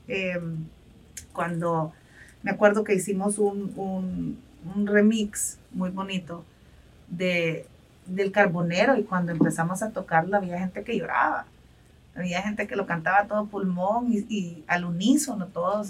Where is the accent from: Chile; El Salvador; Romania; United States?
El Salvador; como salvadoreños